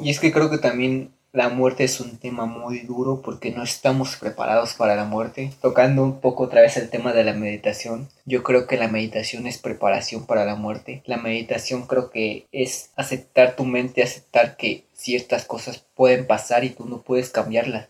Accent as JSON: {"language": "Spanish", "country": "Mexico", "said": "nuestros ancestros que nosotros somos de México"}